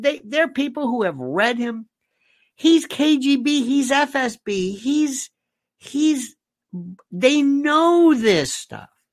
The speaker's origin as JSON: {"language": "English", "country": "United States", "said": "I'm an American citizen. I don't live there"}